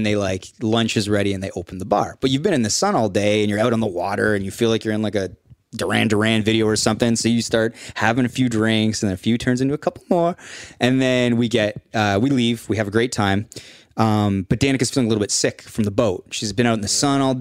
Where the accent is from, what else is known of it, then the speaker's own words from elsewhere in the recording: Canada; I'm from Canada.